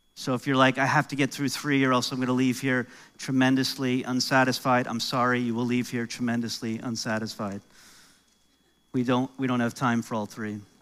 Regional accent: New York, United States; accent: American; now in Canada; I'm originally from New York, so I'm American

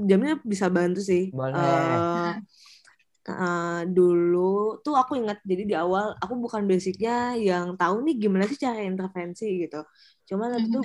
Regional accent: Sukabumi, West Java, Indonesia; Jadi uh, kebetulan aku orang Sunda dan di Sukabumi, jadi lebih gampang deket gitu loh

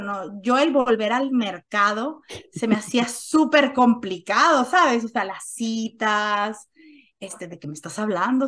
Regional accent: Mexico; first language Spanish; moved away as an adult; now in Switzerland; Soy mexicana

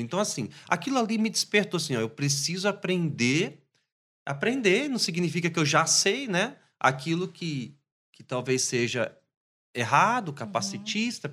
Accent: Espírito Santo, Brazil; lá na minha terra, no Espírito Santo

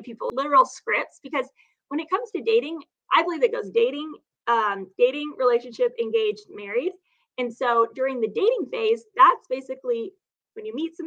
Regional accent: Phoenix, Arizona, United States; now in San Diego, United States; I grew up in Phoenix

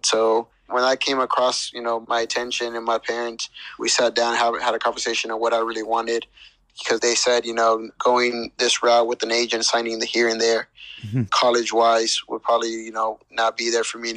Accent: Palmdale, California, United States; I grew up mostly in Palmdale, California.

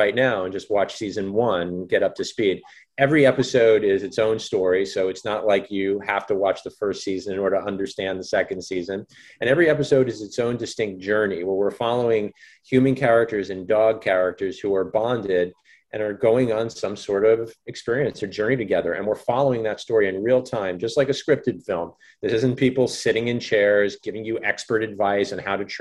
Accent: Fort Lee, New Jersey, United States; I'm a New Jersey boy

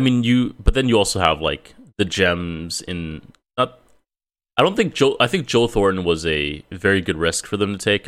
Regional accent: Toronto, Ontario, Canada; now in West Coast, Canada; we, uh, both are from Ontario. Uh, I was born in Toronto

